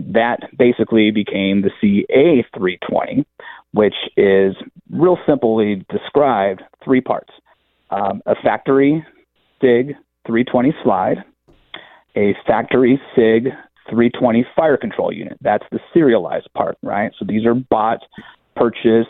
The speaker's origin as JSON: {"language": "English", "region": "Nevada", "country": "United States", "tie": "born or raised there", "also_born_or_lived": "Bay Area, California / San Diego, California", "moved": "yes", "said": "I grew up hunting in Nevada, but I spent a lot of years in the Bay Area and San Diego."}